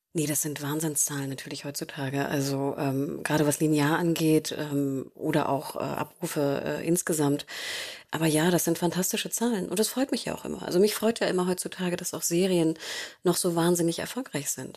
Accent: Germany; wir, glaube ich, als Deutsche oder Europäer

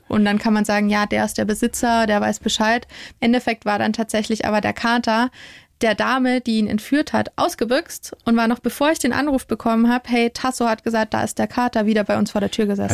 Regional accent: Bavaria, Germany; wir in Bayern

